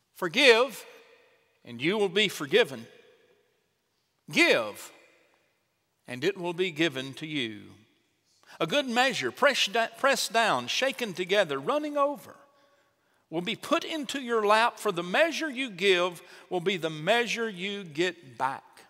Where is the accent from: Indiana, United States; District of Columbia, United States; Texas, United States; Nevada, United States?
Texas, United States; Chandler; also born or lived in Troup, Texas; Both mom and dad were from my hometown of Chandler